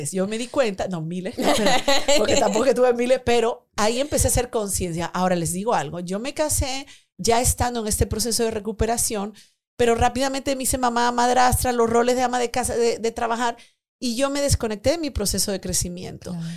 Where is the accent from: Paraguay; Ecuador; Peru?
Peru; also born or lived in Spain; Yo llegué de España, yo soy de Perú, pero viví 10 años en España